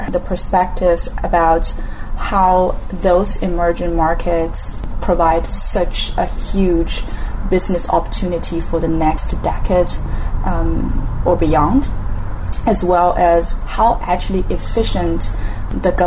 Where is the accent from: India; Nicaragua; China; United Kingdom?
China; moved away; also born or lived in United States / Paris / Singapore; I grew up in China.